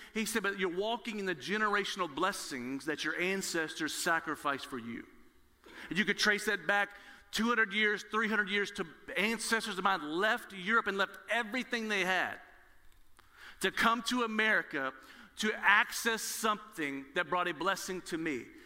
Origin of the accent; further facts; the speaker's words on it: Nashville, Tennessee, United States; I was born in Nashville, Tennessee, where Lifeway, the Southern Baptist Convention is located, there's a church on every corner